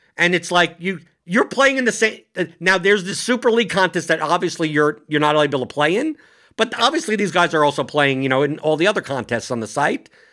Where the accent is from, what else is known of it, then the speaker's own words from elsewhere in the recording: New York City, New York, United States; moved away; I come from New York City